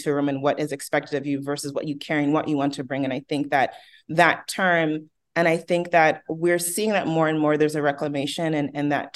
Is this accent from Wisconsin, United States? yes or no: no; Oakland, California, United States; I'm from Oakland